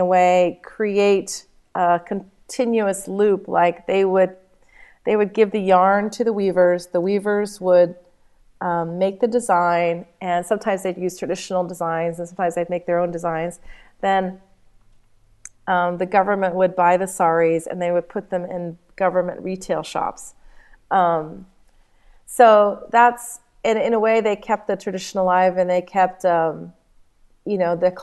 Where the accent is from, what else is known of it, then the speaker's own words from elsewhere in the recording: Nashville, Tennessee, United States; moved away; also born or lived in India; when I was a child, I grew up in Nashville, Tennessee